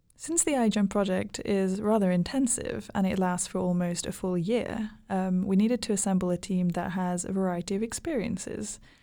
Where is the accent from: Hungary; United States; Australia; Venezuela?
Hungary; now in Helsinki, Finland; I am from Hungary